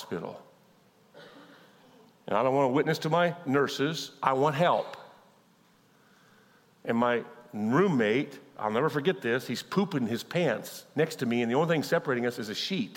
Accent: Kansas, United States; I'm from Kansas. We're not enlightened.

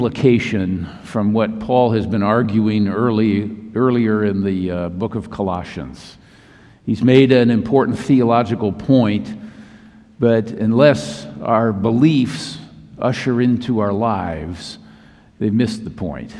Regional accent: Minnesota, United States; now in Southern California, United States; my home state of Minnesota

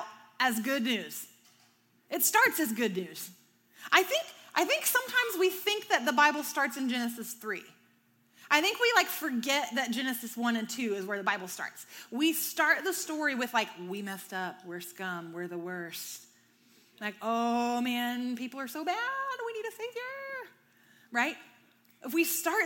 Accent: the South, United States; I'm from the South.

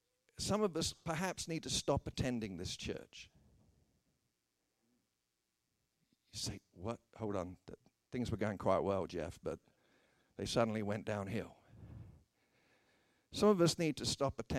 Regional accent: United Kingdom; I'm a British person

